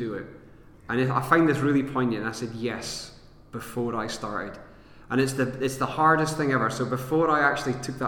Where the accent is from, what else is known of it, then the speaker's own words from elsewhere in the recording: Aberdeen, Scotland, United Kingdom; moved away as an adult; where I was born in Aberdeen Hospital